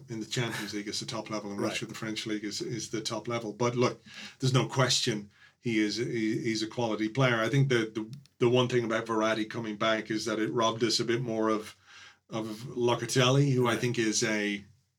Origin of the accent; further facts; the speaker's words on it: Ireland; As an Irish guy